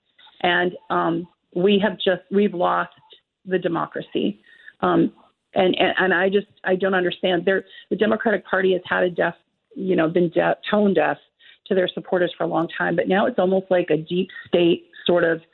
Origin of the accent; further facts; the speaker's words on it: United States; now in Moscow, Russia; I am an American